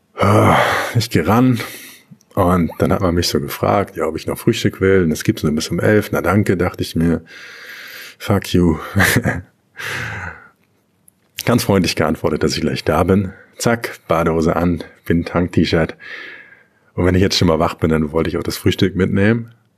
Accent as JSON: {"language": "German", "country": "Germany", "said": "In Deutschland, wo ich herkomme"}